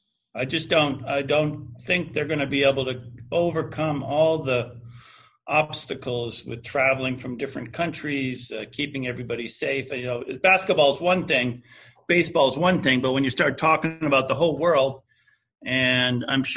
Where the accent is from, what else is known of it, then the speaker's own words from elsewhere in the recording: Northeast, United States; I every day wake up and so glad I'm from the Northeast, where we have gotten really wonderful guidance from our governors and our mayors here